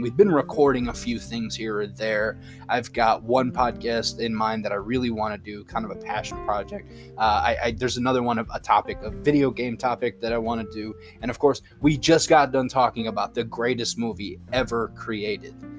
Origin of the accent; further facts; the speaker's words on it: United States; I'm an American